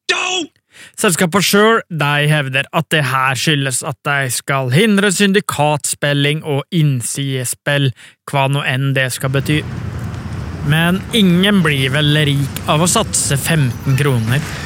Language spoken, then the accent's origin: Norwegian; Bø, Telemark, Norway; i stua hjemme i Bø